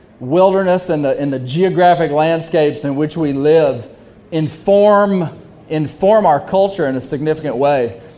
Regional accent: Arkansas, United States; I am a seventh generation Arkansan.

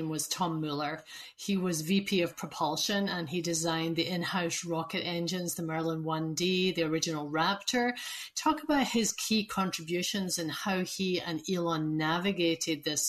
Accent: Glasgow, Scotland, United Kingdom; as a Scot

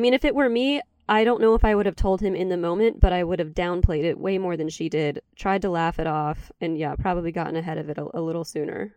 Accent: Charleston, West Virginia, United States; born or raised there

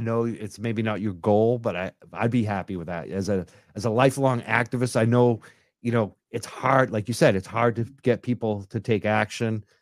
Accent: Massachusetts, United States; I'm from Massachusetts

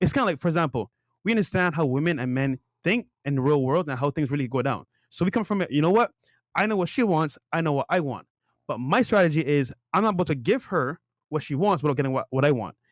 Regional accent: Barbados; now in United States; I grew up in Barbados

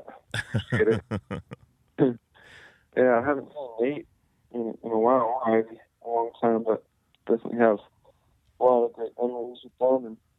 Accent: Seal Beach, California, United States; I grew up in Seal Beach, California.

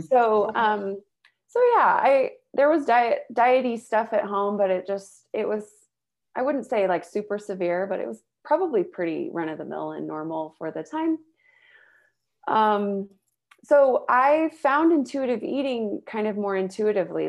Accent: the Bay Area, California, United States; also born or lived in Utah; now in Salt Lake City, United States; I grew up in California, the Bay Area

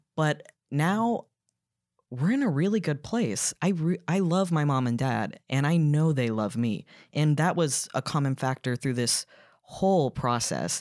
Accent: Duluth, Georgia, United States; moved away as an adult; also born or lived in New York; I grew up in Gwinnett County in Duluth, which is very much suburbia

